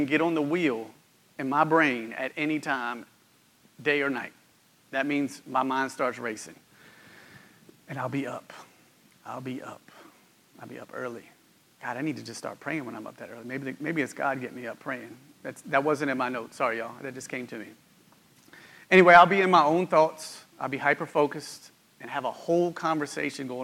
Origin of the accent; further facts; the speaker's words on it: West Virginia Panhandle, United States; My wife, Daria, and I grew up in West Virginia. We were born and raised there in the Panhandle